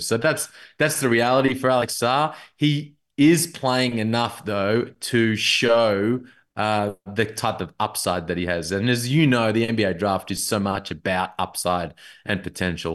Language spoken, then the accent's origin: English; Melbourne, Victoria, Australia; I'm from Melbourne